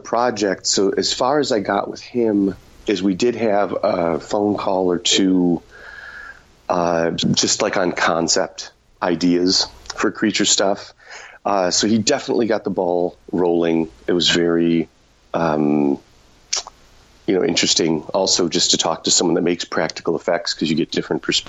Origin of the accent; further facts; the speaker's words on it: Chicago, Illinois, United States; now in Los Angeles, United States; I'm from Chicago originally.